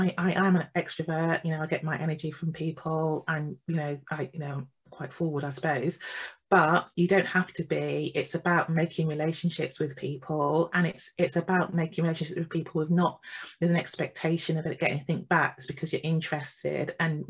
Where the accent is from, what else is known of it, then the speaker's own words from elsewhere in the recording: England, United Kingdom; I'm from the Midlands in the UK